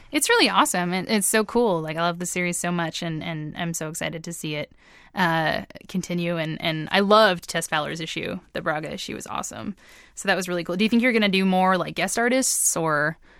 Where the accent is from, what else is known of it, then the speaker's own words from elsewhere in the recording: East Coast, Canada; I've lived on the East Coast my entire life